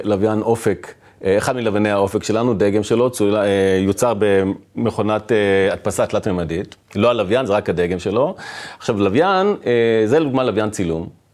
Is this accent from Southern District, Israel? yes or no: yes; Dimona, Southern District, Israel; גדלתי ב, בעיר דימונה